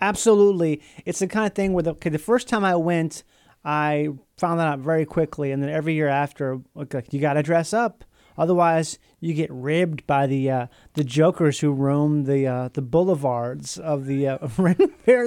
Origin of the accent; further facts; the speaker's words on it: Minnesota, United States; where I grew up in Minnesota